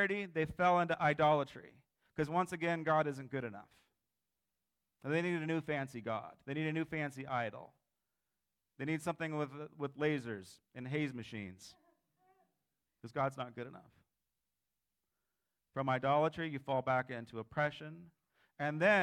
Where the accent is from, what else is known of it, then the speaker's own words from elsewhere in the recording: United States; I'm an American